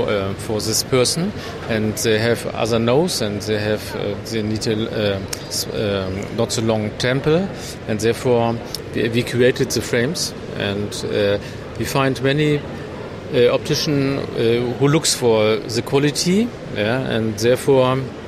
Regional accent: Germany; English is a second language; We are from Germany, and we have not so much German clients.

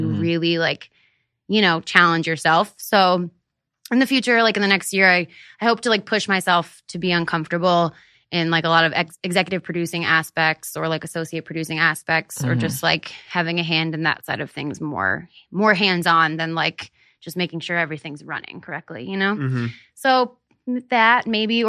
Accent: Hershey, Pennsylvania, United States; moved away; I grew up in Hershey, Pennsylvania

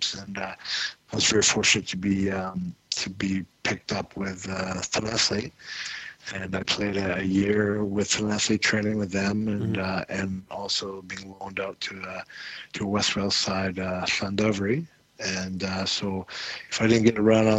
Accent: Squamish, British Columbia, Canada; moved away as an adult; now in France; I grew up in a small town on the west coast of Canada, a place called Squamish

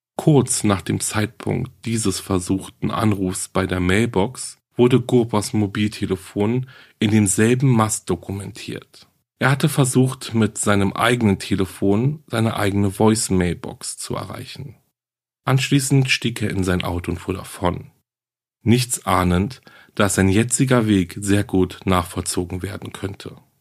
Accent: Germany; hier bei uns in Deutschland

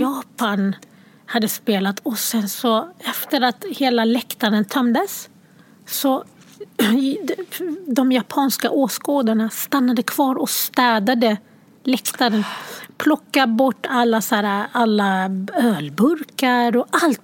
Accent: Sweden; born or raised there; also born or lived in Sierra Leone

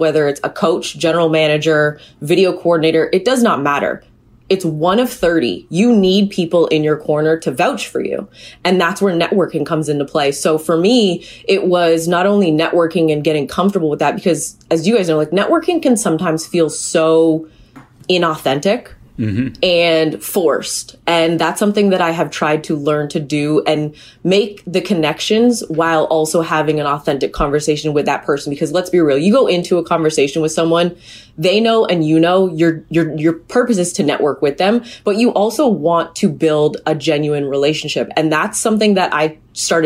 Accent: Hamilton, Ontario, Canada; growing up in Hamilton with McMaster football and basketball

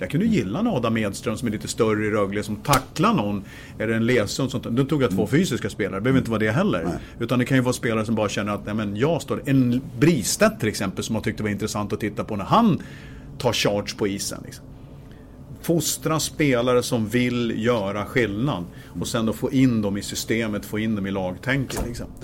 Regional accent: Gävle, Gävleborg County, Sweden; Jag kommer från Gävle

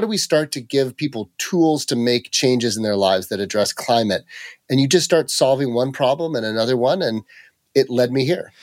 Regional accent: Mariposa County, rural California, United States; I grew up in, uh, the middle of nowhere in rural California, just outside of Yosemite National Park up in the Sierra Nevada, uh, mountains

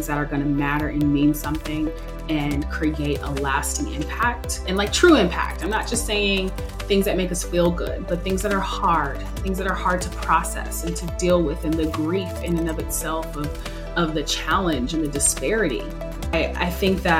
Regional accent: Seattle, Washington, United States; born and bred in Seattle around the Microsofts and Amazons

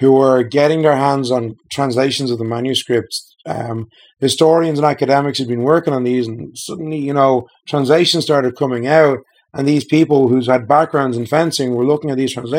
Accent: Dublin, Leinster, Ireland; I'm from Ireland, originally born and reared in Dublin, still living there.

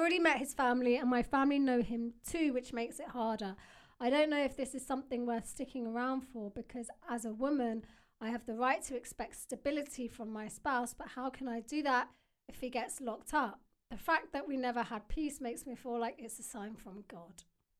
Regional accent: Wales, United Kingdom; I'm 23 from Wales.

